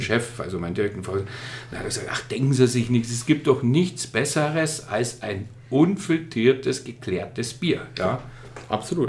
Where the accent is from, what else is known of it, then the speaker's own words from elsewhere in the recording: Starnberg, Bavaria, Germany; moved away as an adult; also born or lived in Munich; now in Bamberg, Germany; komme aus Starnberg, also kein gebürtiger Oberfranke